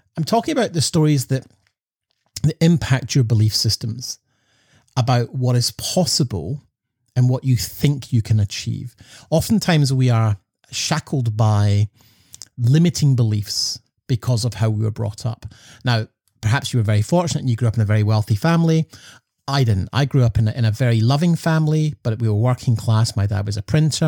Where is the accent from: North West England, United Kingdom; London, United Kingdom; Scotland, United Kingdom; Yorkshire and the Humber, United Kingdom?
Scotland, United Kingdom; growing up in Scotland